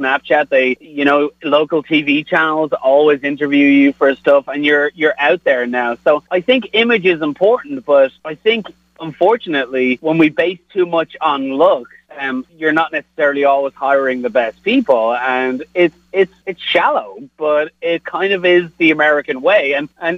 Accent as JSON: {"language": "English", "town": "Dublin", "region": "Leinster", "country": "Ireland", "also_born_or_lived": "South Bend, Indiana", "moved": "yes", "lives_now": "Kansas City, United States", "said": "I'm from Dublin in Ireland"}